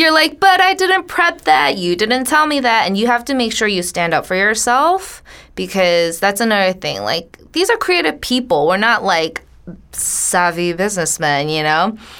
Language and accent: English; United States; We are Korean American women. We were all born here, um, but we grew up in this Korean American church